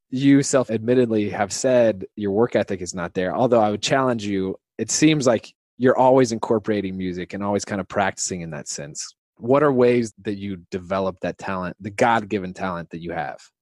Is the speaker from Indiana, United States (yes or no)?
yes; Indiana, United States; both Hoosiers